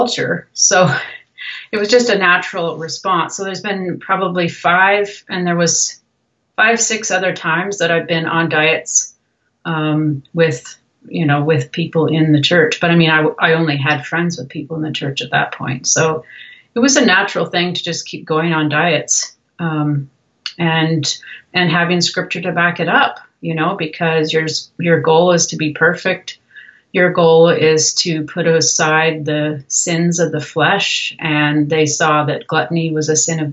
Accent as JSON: {"language": "English", "country": "Canada", "tie": "born or raised there", "also_born_or_lived": "Brazil", "moved": "as an adult", "said": "I'm actually Canadian, and was born in Canada"}